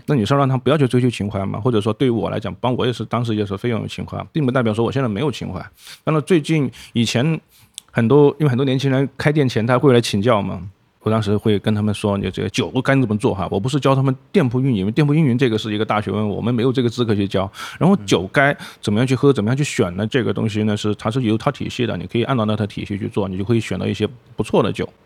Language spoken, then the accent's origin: Chinese; Guangdong, China; 对于我们广东人来讲，你把它想象成是番薯糖水就好了